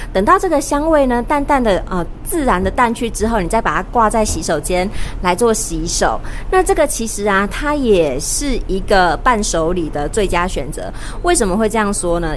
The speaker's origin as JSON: {"language": "Chinese", "country": "Taiwan", "said": "为什么我们现在台湾呢，会有那么多敏感性牙齿"}